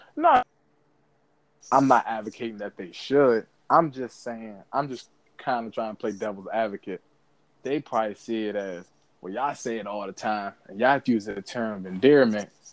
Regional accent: United States; as African American

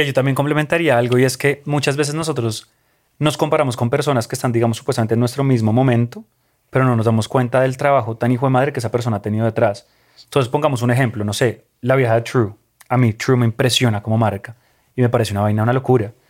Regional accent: Colombia; mi país y a, sí, de donde soy

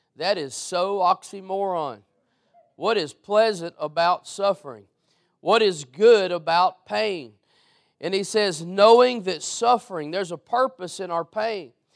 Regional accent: Beaumont, Texas, United States; also born or lived in Mid County, Texas; I was born in Beaumont

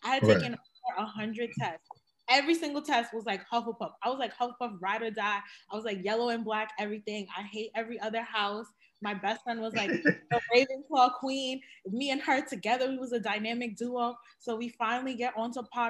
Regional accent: Cameroon; I'm from Cameroon

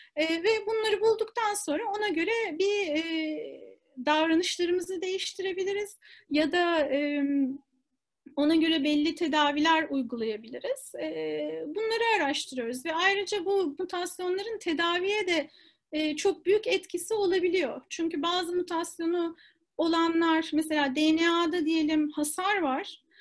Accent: Istanbul, Turkey; moved away as an adult; also born or lived in United States; ben İstanbul'da doğdum. Ondan sonra ilk orta lise eğitimini ve üniversite eğitimini İstanbul'da aldım.

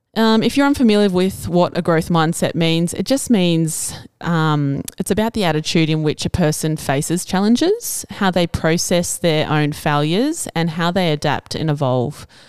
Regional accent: Cobar, New South Wales, Australia; also born or lived in Albury; I never intended to return to my hometown after university

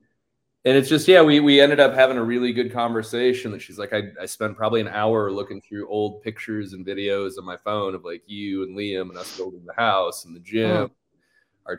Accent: Sarasota, Florida, United States; moved away as an adult; now in Austin, United States; growing up in Sarasota

